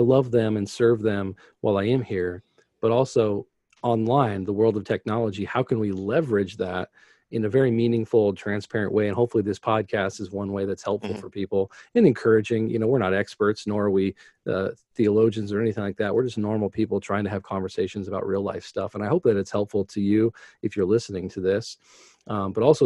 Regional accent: United States; to be an American

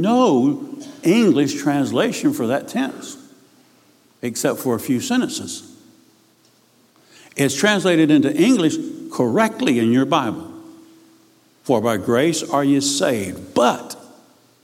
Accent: Key West, Florida, United States; I was raised in Key West.

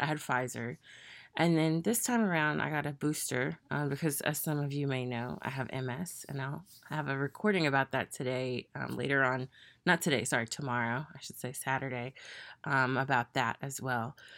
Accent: the South, United States; also born or lived in Tennessee / Mississippi; I'm from the South

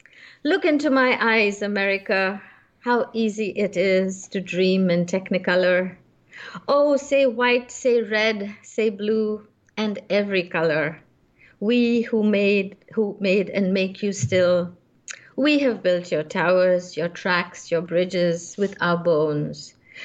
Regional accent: Calcutta, West Bengal, India; also born or lived in Bombay; So though I was born in Bombay and the bulk of the community is in Bombay, my father, who worked for Scindia Steam Navigation, which is why there's so many nautical images in my poetry and in books to come, he was transferred to Calcutta.

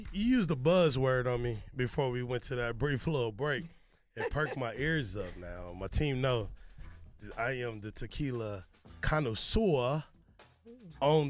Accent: Kansas City, United States; I'm from Kansas City. I'm from the Midwest as well.

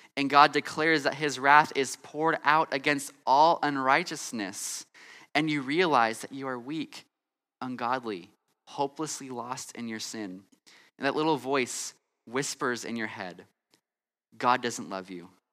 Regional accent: California, United States; moved away; I'm from California and I grew up in California

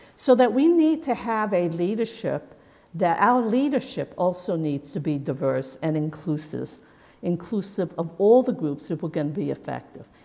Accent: United States; as an American

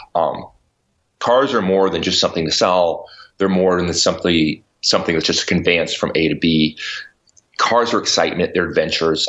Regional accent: New Mexico, United States; moved away; also born or lived in New York City; I grew up in New Mexico on a ranch

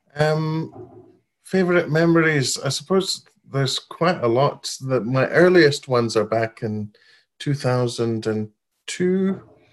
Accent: Baghdad, Baghdad Governorate, Iraq; moved away as an adult; also born or lived in Babylon, Iraq; now in United Kingdom; I was born and grew up in Iraq, in Baghdad. Um, I lived there till I was five. Then we moved to Babylon, the old city of Babylon, uh, lived there another

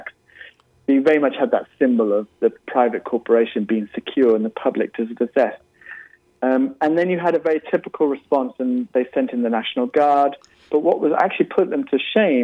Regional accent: United Kingdom; now in California, United States; my home country of the UK

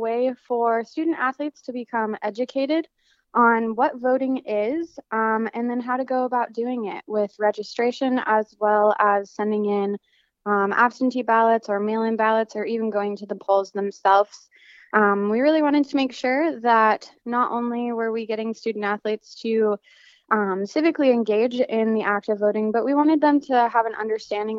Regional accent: Denver, Colorado, United States; moved away as an adult; now in Las Cruces, United States; I am from Denver, Colorado, and so I'm registered to vote in Colorado

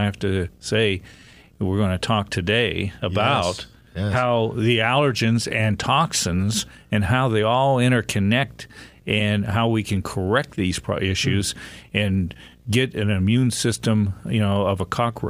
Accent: Pennsylvania, United States; born or raised there

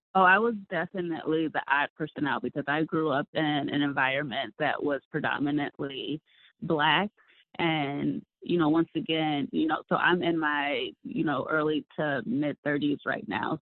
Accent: Rockford, Illinois, United States; moved away; also born or lived in Arizona; I grew up in the Midwest in Rockford, right outside of Chicago

